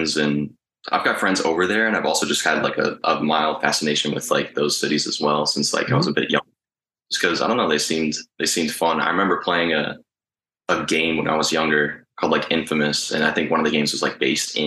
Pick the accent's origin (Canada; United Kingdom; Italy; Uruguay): Uruguay; I mean, so my family is from South America, actually. We're from Uruguay.